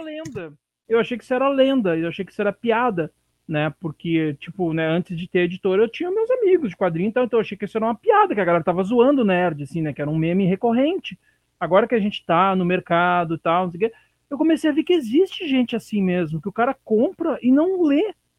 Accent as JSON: {"language": "Portuguese", "region": "Rio Grande do Sul", "country": "Brazil", "moved": "yes", "said": "de onde eu vim, né, que é do Rio Grande do Sul."}